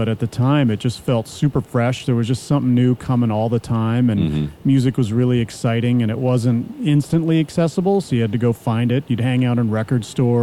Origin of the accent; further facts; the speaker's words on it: Ohio, United States; Ohio, it was more, it just, you know, there's lots of space and lots of time, and you kind of make your own fun